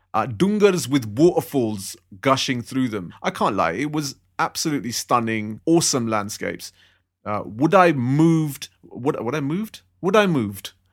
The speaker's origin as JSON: {"language": "English", "region": "London", "country": "United Kingdom", "tie": "born or raised there", "said": "I'm a Londoner. I've grown up in London. I'm born and raised here"}